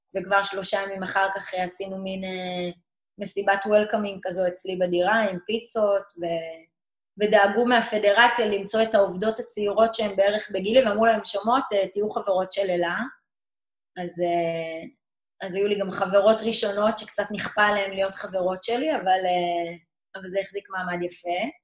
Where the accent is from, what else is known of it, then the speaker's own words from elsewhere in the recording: Meitar, Southern District, Israel; also born or lived in St. Louis, Missouri, United States; גדלתי במיתר, בדרום, זה יישוב קהילתי